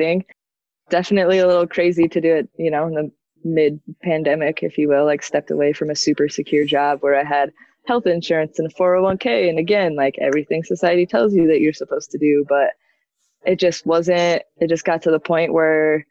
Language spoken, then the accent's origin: English; Breckenridge, Colorado, United States; also born or lived in Denver; I grew up in the Summit County area, like Breckenridge, Keystone